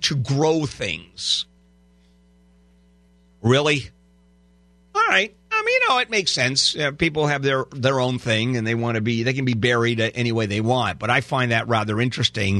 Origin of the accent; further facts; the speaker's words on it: Los Angeles, California, United States; Southern California, Los Angeles